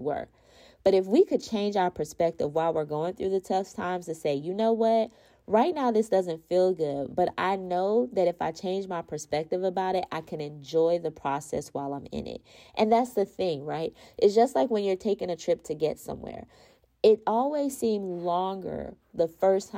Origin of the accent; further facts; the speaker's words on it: Florida, United States; I'm from Florida, so we don't have mountains in Florida